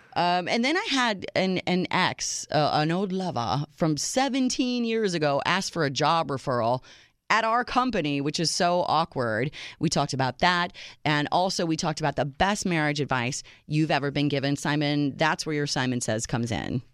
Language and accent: English; Minneapolis, Minnesota, United States; moved away; also born or lived in Chicago; my hometown of Minneapolis